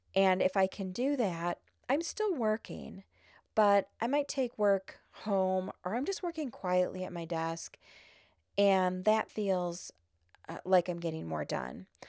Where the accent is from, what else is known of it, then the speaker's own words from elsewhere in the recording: Illinois, United States; I'm not from New Orleans. I'm from Illinois.